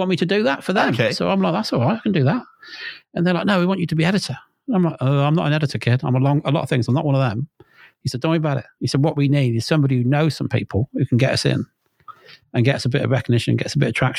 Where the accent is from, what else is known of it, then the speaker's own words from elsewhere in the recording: Worcester, West Midlands, United Kingdom; I'm just a fucking bod from Worcester.